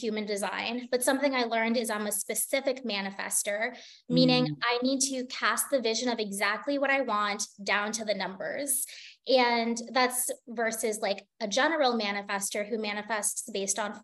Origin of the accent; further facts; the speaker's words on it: United States; moved away as an adult; also born or lived in Singapore; an American living in Singapore